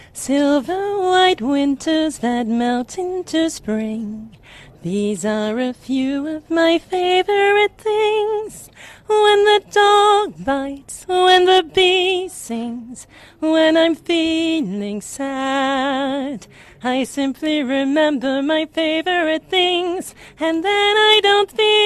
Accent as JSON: {"language": "English", "country": "Uganda", "tie": "born there", "said": "I was born in Uganda, and so it was one of the first songs I heard."}